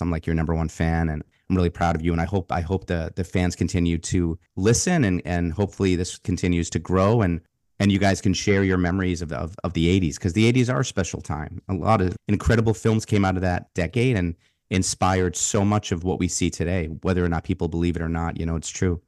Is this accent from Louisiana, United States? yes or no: no; Boston, Massachusetts, United States; part of my childhood, growing up in Boston